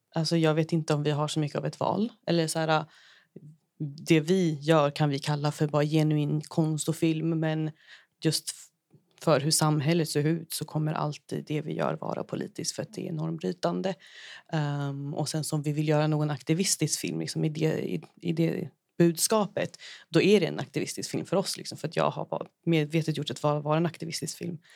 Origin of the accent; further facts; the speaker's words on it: Brazil; moved away; från Brasilien, liksom där jag är ifrån